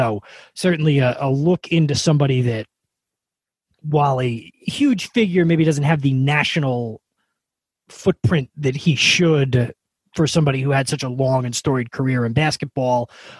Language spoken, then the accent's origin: English; an hour north of New York City, United States; I grew up in New York, about an hour north of New York City.